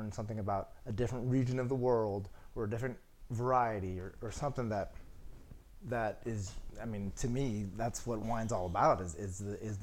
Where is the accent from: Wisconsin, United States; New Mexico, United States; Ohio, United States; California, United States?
California, United States; Healdsburg; I grew up in Healdsburg, California